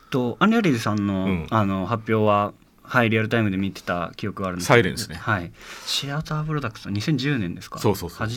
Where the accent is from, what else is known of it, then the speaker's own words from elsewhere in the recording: Hiroshima, Japan; moved away as an adult; also born or lived in Paris; 僕広島育ちで